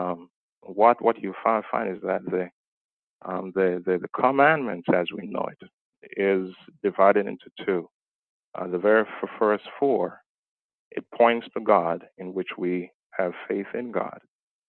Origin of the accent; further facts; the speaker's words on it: Jamaica; moved away; my background is that I was born in Jamaica.